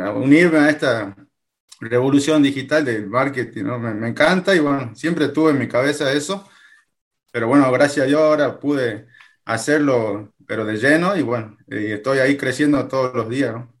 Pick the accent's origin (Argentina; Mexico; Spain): Argentina; Jujuy; soy de Argentina, tengo 34 años, eh, actualmente tengo mi, trabajo tradicional, soy policía, policía de la provincia de Jujuy, en Argentina